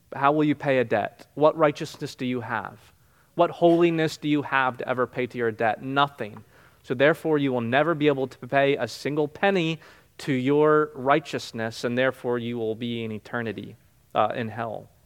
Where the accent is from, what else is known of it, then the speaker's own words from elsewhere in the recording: New Jersey, United States; now in Florida, United States; I grew up in New Jersey